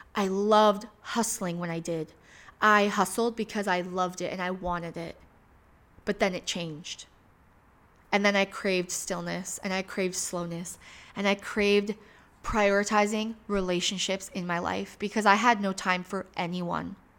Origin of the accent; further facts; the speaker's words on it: Michigan, United States; moved away as an adult; now in Phoenix, United States; I was raised in Michigan.